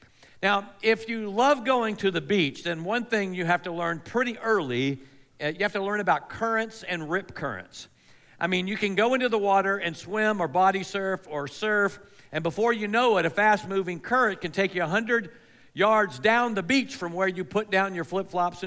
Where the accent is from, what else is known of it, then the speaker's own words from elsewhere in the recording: Melbourne, Florida, United States; I grew up on the Space Coast of Florida. That's the East Coast, the Atlantic Coast, in a town called Melbourne.